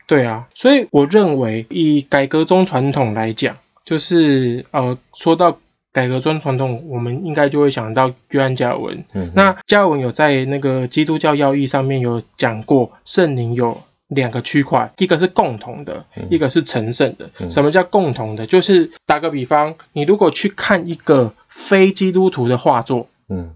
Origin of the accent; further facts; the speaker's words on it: Taiwan; 我们台湾人